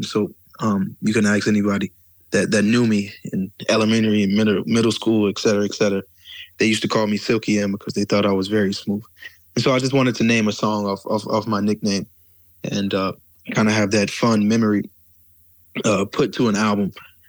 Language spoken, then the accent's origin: English; the South, United States; I grew up in the South, so I grew up around, I'm sorry about that. I grew up with a certain type of soul and blues